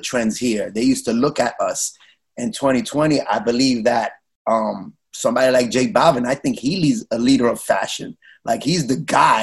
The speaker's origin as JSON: {"language": "English", "town": "New York City", "region": "New York", "country": "United States", "tie": "born or raised there", "said": "growing up in New York City, and, and Latino, we all had um house parties"}